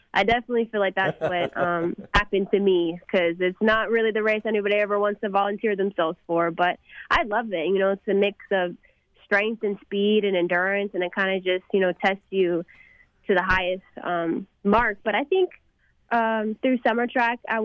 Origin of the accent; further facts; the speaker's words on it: McKinney, Texas, United States; my hometown of McKinney.